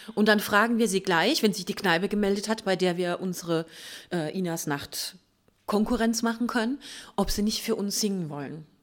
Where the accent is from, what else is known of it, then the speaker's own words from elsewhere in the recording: Mannheim, Baden-Württemberg, Germany; Wir sind ja selber Mannheimer